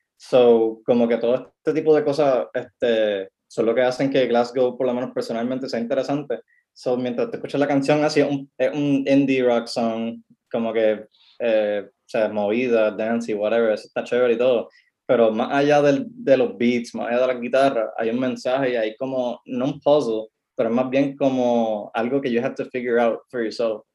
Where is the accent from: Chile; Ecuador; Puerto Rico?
Puerto Rico; yo soy puertorriqueño, yo hago la música puertorriqueña